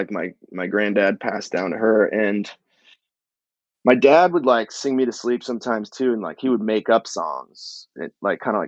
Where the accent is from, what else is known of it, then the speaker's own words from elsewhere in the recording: Midcoast Maine, United States; moved away as an adult; also born or lived in New York; I grew up in Maine